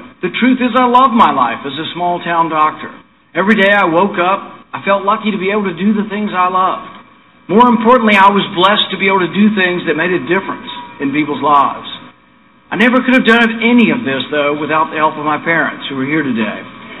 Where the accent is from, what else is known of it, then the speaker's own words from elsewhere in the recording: Bowling Green, Kentucky, United States; Less than 5 years ago, I stood just down the road in my hometown in Bowling Green and said those same words.